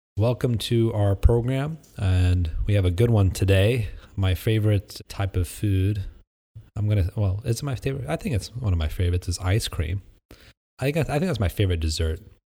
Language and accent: English; Midwest, United States; I grew up in the Midwest.